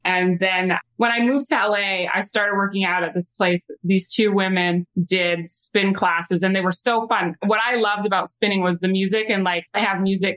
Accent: Vancouver, British Columbia, Canada; now in Los Angeles, United States; I work in Vancouver a lot, which is actually where I'm from. I'm Canadian.

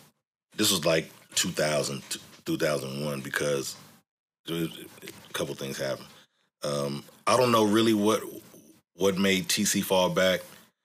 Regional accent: New Orleans, Louisiana, United States; Nigga, I'm from New Orleans.

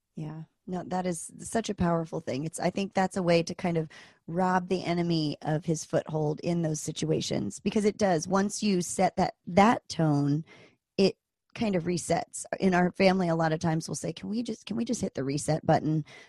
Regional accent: East Coast, United States; moved away as an adult; also born or lived in Virginia; now in Anchorage, United States; I grew up on the East Coast and I went to school in Virginia at Virginia Tech

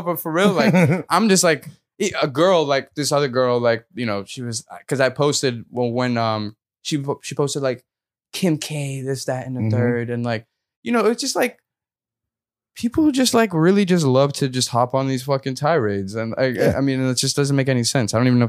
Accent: Addis Ababa, Ethiopia; born there; So, like, I was born in Addis Ababa, which is the capital of Ethiopia.

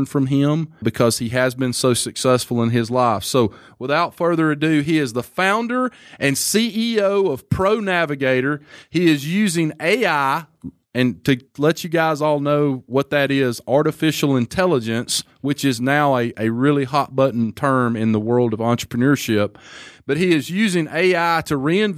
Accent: Alabama, United States; I'm a redneck from Alabama

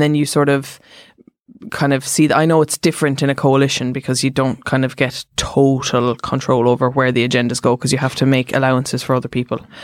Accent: Cork, Munster, Ireland; I'm from Cork

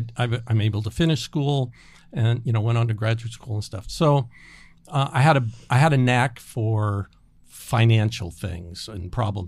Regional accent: Los Angeles, California, United States; So, you know, life's good growing up in Los Angeles in the church. It was really great.

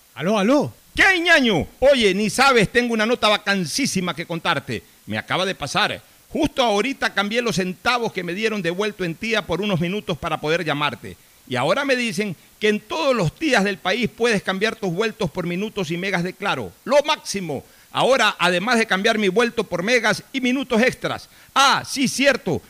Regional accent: Guayaquil, Guayas, Ecuador; mi barrio de muchacho fue la Nueva Kennedy y un poco antes el barrio Orellana de niño

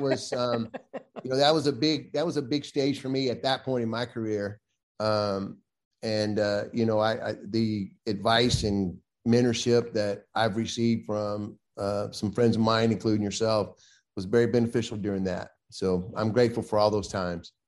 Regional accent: Thomaston, Georgia, United States; moved away as an adult; also born or lived in San Diego; I grew up in a town in West Central Georgia called Thomaston, Georgia.

